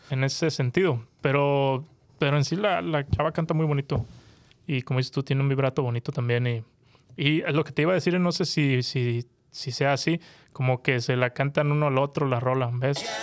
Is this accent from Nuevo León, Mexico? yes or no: yes; Monterrey, Nuevo León, Mexico; soy de Monterrey.